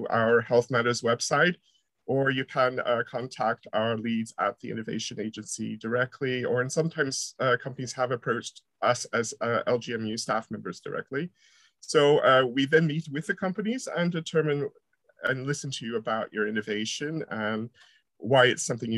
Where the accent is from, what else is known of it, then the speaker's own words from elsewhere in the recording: United States; moved away as an adult; also born or lived in near Manchester Airport, England; now in near Manchester, United Kingdom; I'm originally from America, and even though I'm here for 20 years, I still sound sort of strange